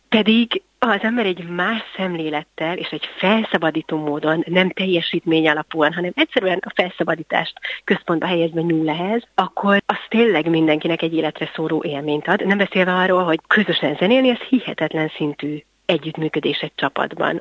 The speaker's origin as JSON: {"language": "Hungarian", "region": "Budapest", "country": "Hungary", "tie": "born or raised there", "said": "gyerekként, én Budapesten jártam zenei általános iskolába, aztán a gimnáziumba"}